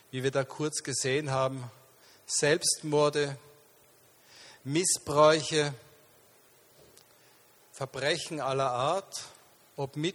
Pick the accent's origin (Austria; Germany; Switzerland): Austria; Linz, Upper Austria; born there; guten Morgen, Linz. Ich bin in meiner Geburtsstadt.